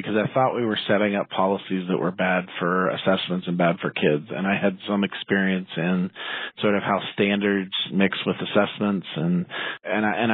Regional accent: Salem, Oregon, United States; also born or lived in Baltimore, Maryland / Seattle, Washington; now in Portland, United States; I went to high school in Salem, Oregon, about 60 miles south of Portland. And I grew up actually in Baltimore, Maryland, and moved to Oregon when I was 10

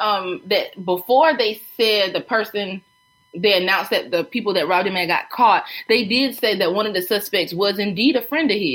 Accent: Myrtle Beach, South Carolina, United States; When I was growing up in Myrtle Beach

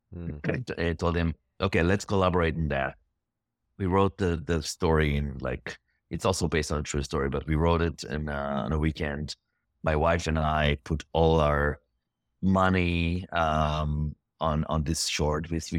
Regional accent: Israel; English is a second language; I came from Israel.

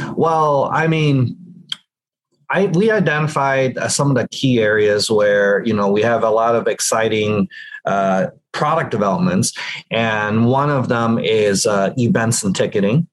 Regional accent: San Francisco Bay Area, California, United States; I'm born and raised in the San Francisco Bay Area, here in the heart of Silicon Valley.

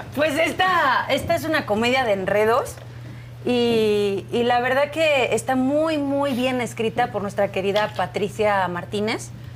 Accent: Spain; moved away as an adult; now in Mexico; cuando yo vivía en España, obviamente, yo nací en España

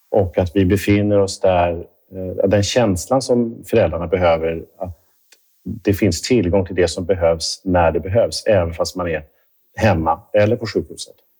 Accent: Stockholm, Stockholm County, Sweden; moved away as an adult; now in Gothenburg, Sweden; jag kommer från Stockholm, är uppvuxen där och, och jobbat där större delen av mitt liv på Karolinska

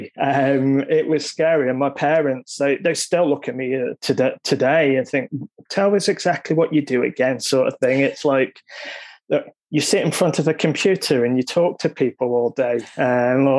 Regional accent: Isle of Man; moved away as an adult; now in Australia; I'm from the Isle of Man, which is a small island in the UK. And upon leaving school, I went into the finance industry.

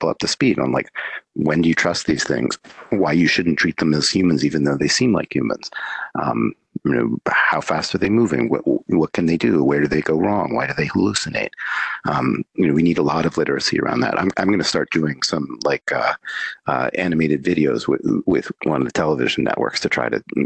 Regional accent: United States; I'm an American citizen

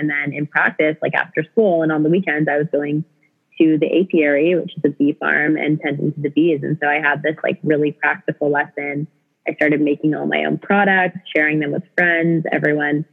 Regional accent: Canada; also born or lived in British Columbia; I'm from Canada and went to college in British Columbia

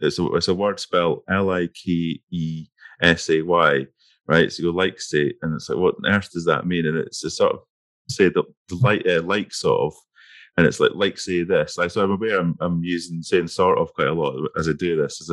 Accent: between Dundee and Aberdeen, Scotland, United Kingdom; accent: Scottish; if you look at like Dundee and Aberdeen, which is a bit, I grew up between them

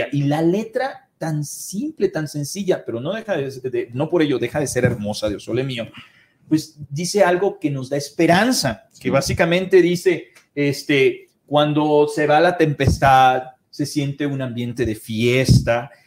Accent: Mexico; pero somos mexicanos.

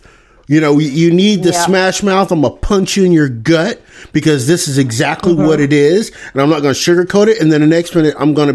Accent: Deep South, United States; I grew up in the Deep South

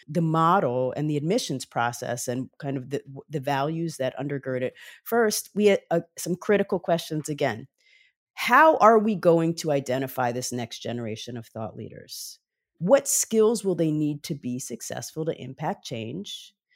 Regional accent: Montclair, New Jersey, United States; also born or lived in Brooklyn, New York; I'm originally from Brooklyn, New York, but grew up primarily in Montclair, New Jersey

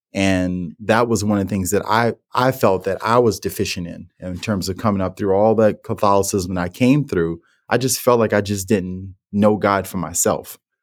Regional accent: New Orleans, Louisiana, United States; growing up in New Orleans and the household I was

